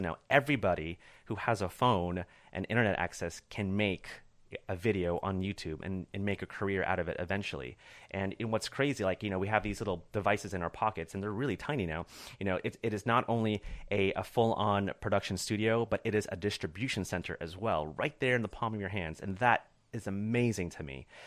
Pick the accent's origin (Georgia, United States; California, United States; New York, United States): California, United States; Corona; also born or lived in Chicago / Orange County; grew up in a small town, uh, uh, east of L A called Corona